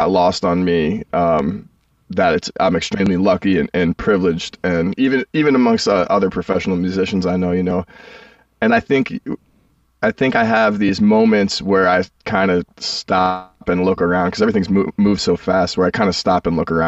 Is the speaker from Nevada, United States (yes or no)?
no; New York City, New York, United States; I used to play in the orchestra where I grew up in Brooklyn